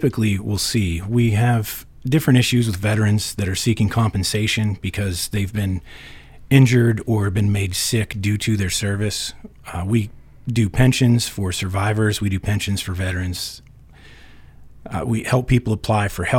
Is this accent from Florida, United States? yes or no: no; Reynoldsville, Pennsylvania, United States; also born or lived in Pittsburgh; I was born and raised in Reynoldsville.